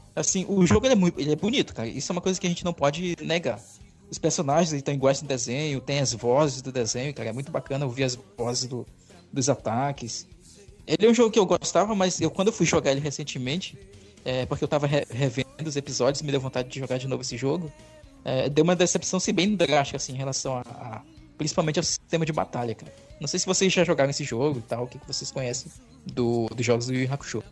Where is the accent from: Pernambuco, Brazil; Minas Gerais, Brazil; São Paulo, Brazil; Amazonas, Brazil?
Amazonas, Brazil; Tefé; na minha cidade de Tefé